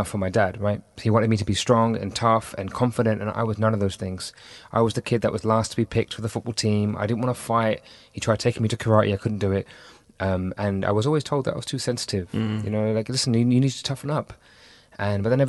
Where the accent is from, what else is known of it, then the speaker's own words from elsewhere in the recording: London, United Kingdom; growing up in Southeast London to first generation parents in the UK, I grew up very confused with with who I was.